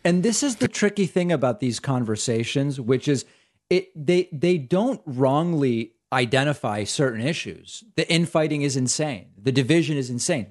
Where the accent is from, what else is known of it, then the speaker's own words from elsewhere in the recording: Argentina; I'm Jewish. I'm from Argentina.